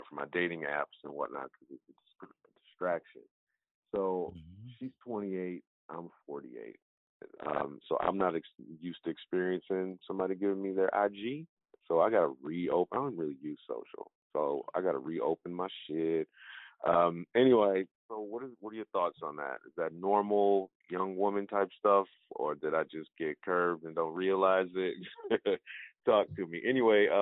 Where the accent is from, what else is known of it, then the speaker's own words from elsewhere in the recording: United States; now in England; I'm American, obviously. I live over here in England.